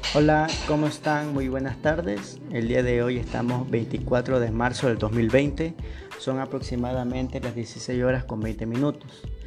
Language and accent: Spanish; Ecuador